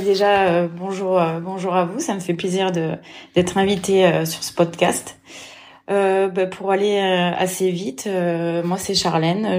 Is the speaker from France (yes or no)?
yes; Lozère, Occitania, France; also born or lived in Vichy; je suis née en Lozère